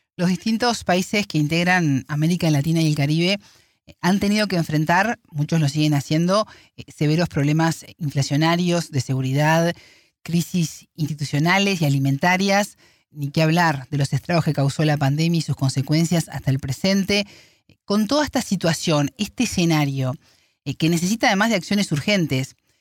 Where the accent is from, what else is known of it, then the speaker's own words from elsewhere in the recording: Uruguay; en mi país, Uruguay